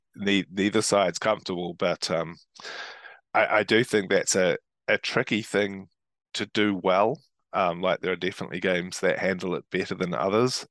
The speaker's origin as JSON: {"language": "English", "town": "Christchurch", "region": "Canterbury", "country": "New Zealand", "tie": "born or raised there", "said": "I come from Christchurch, which is part of Canterbury"}